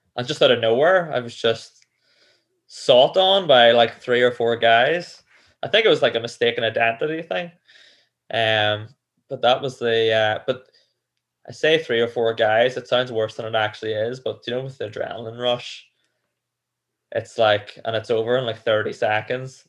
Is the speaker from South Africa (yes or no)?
no; Cookstown, Northern Ireland, United Kingdom; where I grew up in Cookstown